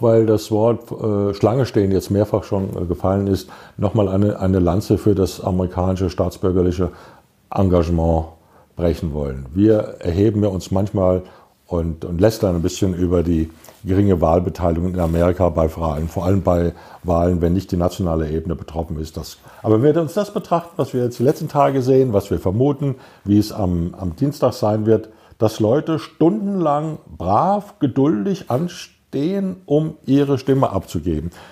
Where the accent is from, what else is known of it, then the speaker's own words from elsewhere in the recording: Germany; als Europäer, als Deutsche